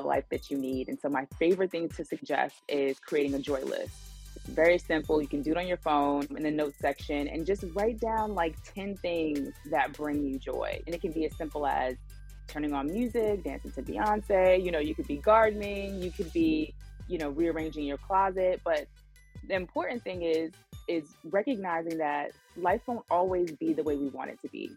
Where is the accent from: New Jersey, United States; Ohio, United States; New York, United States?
New York, United States; New York City; I'm from Brooklyn, New York